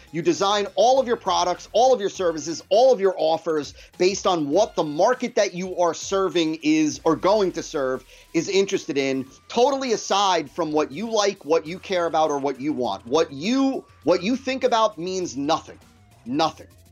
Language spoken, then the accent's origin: English; New Jersey, United States; I was born and raised in New Jersey